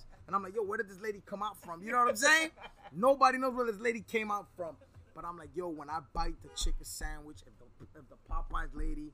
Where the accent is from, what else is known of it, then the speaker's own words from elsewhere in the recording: New York City, New York, United States; also born or lived in Queens, New York / Woodhaven, New York; now in Miami area, United States; I'm a New Yorker. I'm from Brooklyn